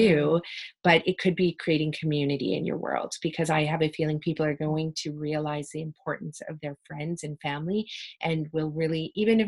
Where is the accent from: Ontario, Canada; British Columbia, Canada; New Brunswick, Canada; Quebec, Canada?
British Columbia, Canada; West Coast of BC; growing up on the West Coast of BC